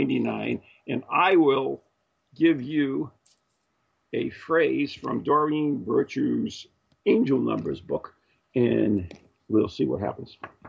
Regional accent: Massachusetts, United States; you are from my home state, Massachusetts.

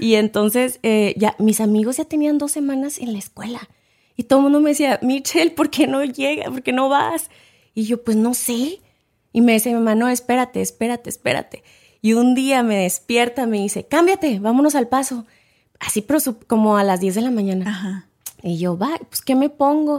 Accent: Ciudad Juárez, Chihuahua, Mexico; also born or lived in El Paso, Texas; now in United States; yo nací en El Paso, Texas, pero crecí en Ciudad Juárez, Chihuahua, porque eh, mi familia pues vivía allá

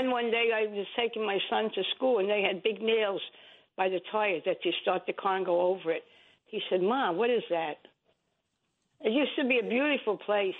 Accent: New York City, New York, United States; I'm originally from Flushing.

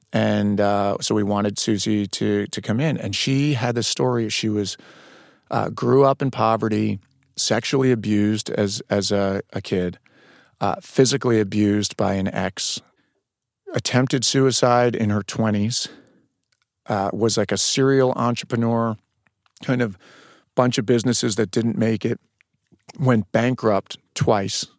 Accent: Westchester County, New York, United States; moved away; also born or lived in Boston; I'm from New York, Westchester County

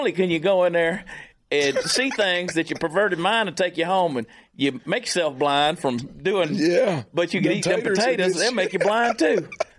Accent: Georgia, United States; born or raised there

